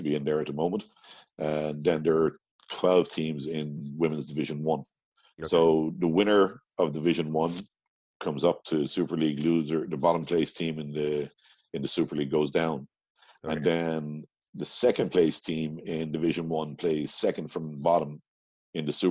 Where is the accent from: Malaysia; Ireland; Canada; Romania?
Ireland; Midlands; now in Portlaoise, Ireland; I'm from the Midlands.